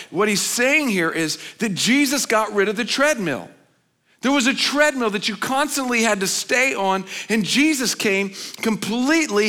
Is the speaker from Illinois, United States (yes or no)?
no; Oklahoma, United States; I grew up in Oklahoma